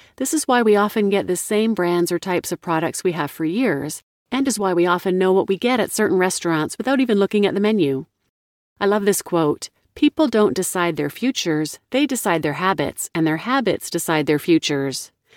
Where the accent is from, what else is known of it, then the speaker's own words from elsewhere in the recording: Kansas City, Missouri, United States; Growing up in Kansas City